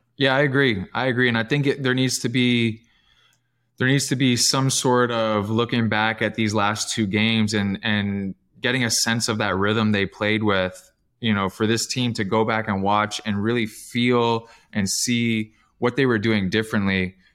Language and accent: English; Canada; I'm Canadian